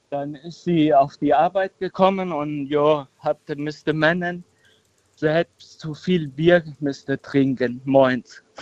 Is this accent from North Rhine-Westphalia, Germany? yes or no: no; Völklingen, Saarland, Germany; Nee, mir, mir Völklinger sind halt so.